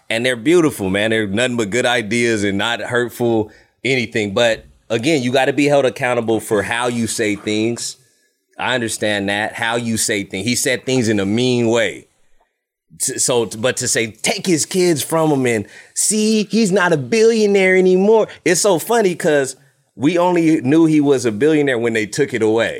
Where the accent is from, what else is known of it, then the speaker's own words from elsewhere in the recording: United States; I'm American